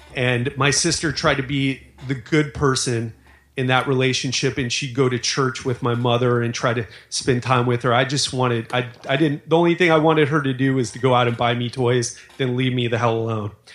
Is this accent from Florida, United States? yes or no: yes; Miami, Florida, United States; I grew up in Miami